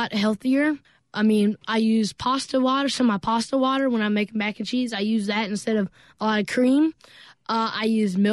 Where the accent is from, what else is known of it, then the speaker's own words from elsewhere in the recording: Starkville, Mississippi, United States; my first restaurant in my hometown, Starkville, Mississippi